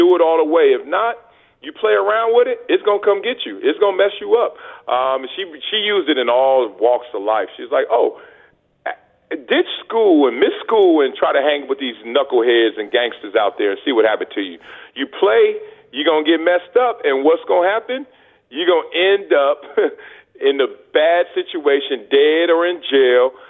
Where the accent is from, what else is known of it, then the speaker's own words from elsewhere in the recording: Los Angeles, California, United States; moved away; growing up in South Central